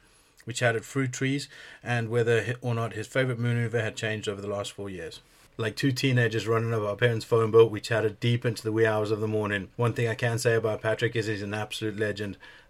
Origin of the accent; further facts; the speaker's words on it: South Africa; a little bit bummed for Tristan because I'm South African.